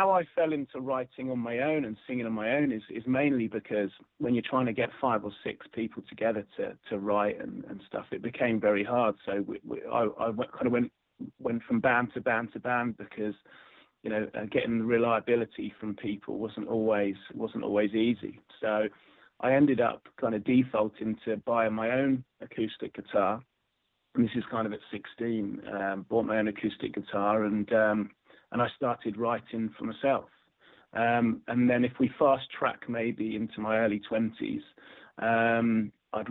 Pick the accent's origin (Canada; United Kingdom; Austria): United Kingdom; Luton, East of England; I joined a local church choir in my local town. I'm originally from Luton, and so I went in the church choir, and I spent from the age of six up to the age of 16.